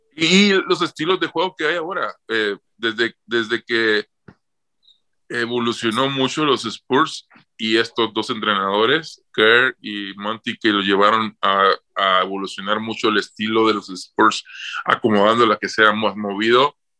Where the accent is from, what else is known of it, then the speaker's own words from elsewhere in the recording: Rosario, Mexico; moved away; Me recibieron con la banda entrando a Rosario.